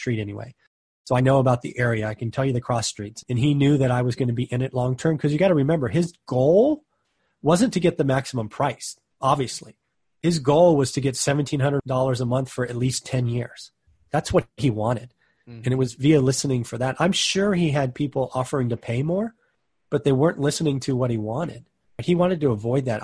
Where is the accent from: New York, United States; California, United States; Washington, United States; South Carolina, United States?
California, United States; I'm from California.